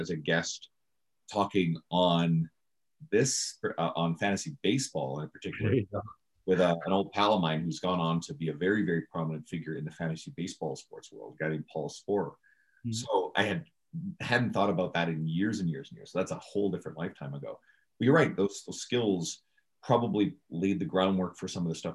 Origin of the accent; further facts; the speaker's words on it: Newfoundland and Labrador, Canada; moved away; we're originally both from Newfoundland